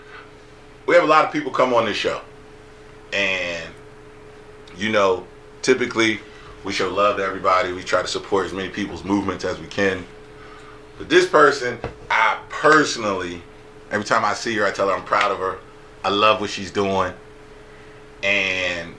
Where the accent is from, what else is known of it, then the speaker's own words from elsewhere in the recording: Salem County, New Jersey, United States; We're all from Salem County.